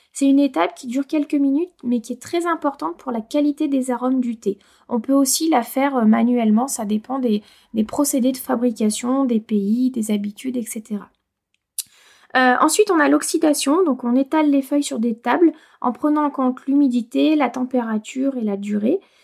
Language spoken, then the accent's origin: French; Auvergne-Rhône-Alpes, France; chez nous en Auvergne